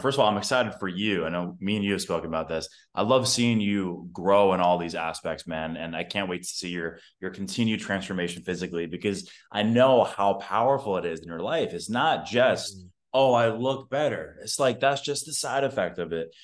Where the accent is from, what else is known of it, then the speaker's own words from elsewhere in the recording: New York, United States; now in Austin, United States; I currently reside in Austin, Texas. I'm from New York